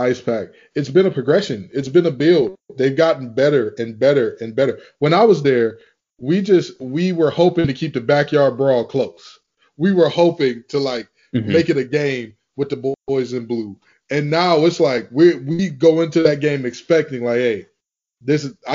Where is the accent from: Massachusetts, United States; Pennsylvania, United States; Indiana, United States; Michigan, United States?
Michigan, United States; Detroit; I'm from Detroit, and it's also known as Hockey Town